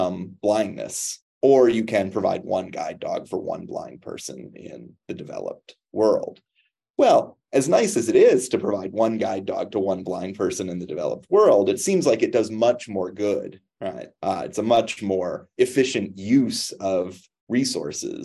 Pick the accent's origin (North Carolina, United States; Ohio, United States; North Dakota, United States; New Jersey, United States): Ohio, United States; Cleveland; moved away; I grew up just outside of Cleveland, Ohio